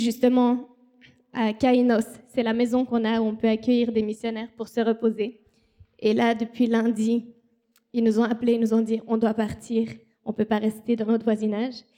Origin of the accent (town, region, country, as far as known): Switzerland; moved away as an adult; also born or lived in Haiti